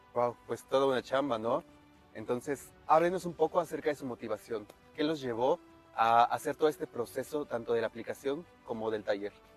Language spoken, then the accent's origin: Spanish; Mexico; nuestra identidad como mexicanos